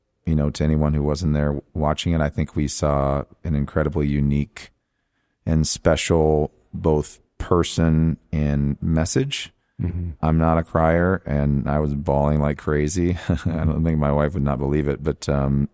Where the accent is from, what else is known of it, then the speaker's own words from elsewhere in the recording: Lake Orion, Michigan, United States; I grew up in Lake Orion, Michigan. I went to school there, K through 12